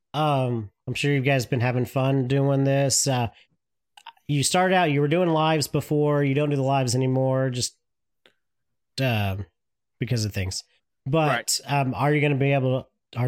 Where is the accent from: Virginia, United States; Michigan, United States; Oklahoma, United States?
Oklahoma, United States; I'm from Oklahoma, so. And I don't live too far from Oklahoma, so.